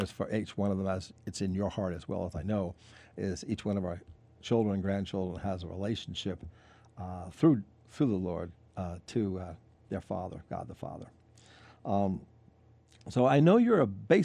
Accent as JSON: {"language": "English", "area": "Long Island", "region": "New York", "country": "United States", "tie": "born or raised there", "also_born_or_lived": "Brooklyn", "said": "I was born in Brooklyn, grew up on Long Island"}